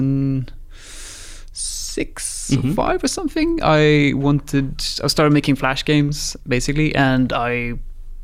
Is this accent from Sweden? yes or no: yes; Sweden; moved away as an adult; also born or lived in Guildford, England / Brazil; I'm from Sweden. Media Molecule has an office in Guildford here in England. I moved over here when I was 19, lived here 6 years